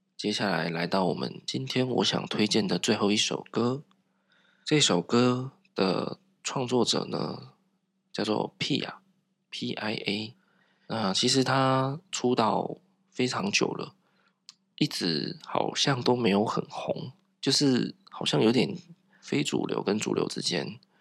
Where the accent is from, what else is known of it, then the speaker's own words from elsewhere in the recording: southern Taiwan, Taiwan; 我从小在南部长大，那长辈啊 都是讲台语